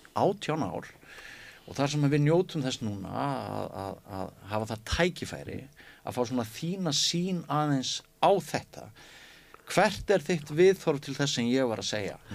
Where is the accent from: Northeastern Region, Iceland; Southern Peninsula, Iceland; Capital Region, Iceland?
Northeastern Region, Iceland; Mývatnssveit; moved away; ég náttúrulega ólst upp í Mívasveit